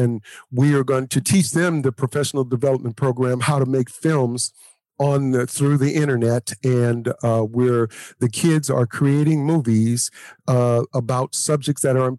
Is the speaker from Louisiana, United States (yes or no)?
yes; Louisiana, United States; but we're from Louisiana. So, you know, kissing cousins is not, you know.